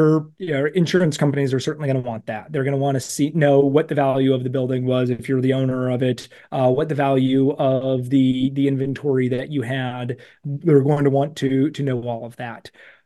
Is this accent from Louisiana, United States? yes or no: no; Cleveland, Ohio, United States; And I grew up in the Cleveland area. There's so many great downtown areas in right around you.